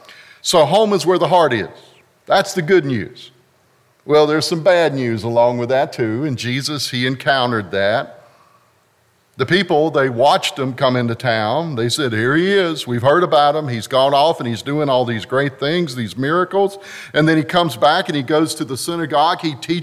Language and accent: English; North Carolina, United States; also born or lived in Lewisburg; I was born in Lewisburg, and as an itinerant pastor, the Methodist average of preachers used to be about 2.5 years. Preachers moved quite often, and we moved from town to town across eastern North Carolina, from Lewisburg to the Outer Banks, over towards Pamlico County, Morehead City